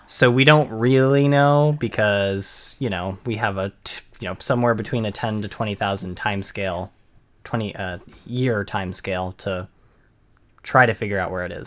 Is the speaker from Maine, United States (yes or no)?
yes; Maine, United States; I'm born and raised in Maine and never gone any s-, south, any further south